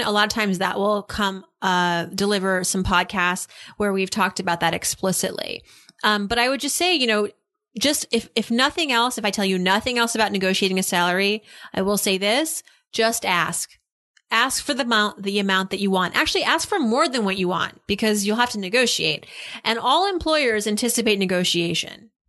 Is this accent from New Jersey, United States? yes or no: no; Massachusetts, United States; now in New York, United States; I'm from Massachusetts as well.